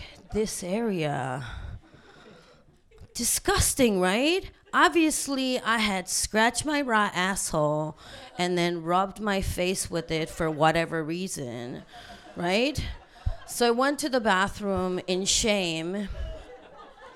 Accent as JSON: {"language": "English", "country": "South Korea", "moved": "yes", "lives_now": "Vancouver, Canada", "said": "I'm from South Korea"}